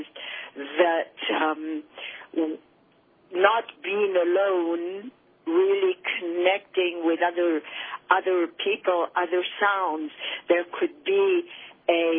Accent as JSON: {"language": "English", "town": "Paris", "region": "Île-de-France", "country": "France", "tie": "born or raised there", "moved": "yes", "said": "I grew up in Paris, which I found to be a privilege because Paris is such a beautiful city"}